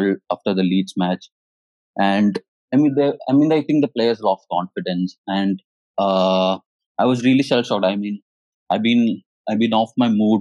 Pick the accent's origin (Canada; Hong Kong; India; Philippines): India; Kerala; now in Hyderabad, India; Actually, I'm from Kerala.